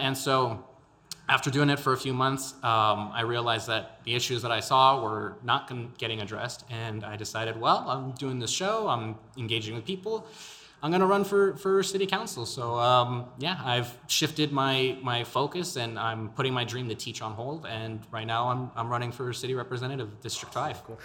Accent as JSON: {"language": "English", "town": "El Paso", "region": "Texas", "country": "United States", "tie": "born or raised there", "said": "born and raised in El Paso, my Spanish is a little lacking."}